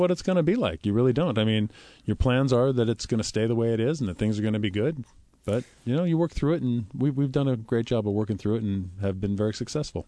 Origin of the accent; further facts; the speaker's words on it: Bellevue, Washington, United States; I was living in the Seattle area in, in Bellevue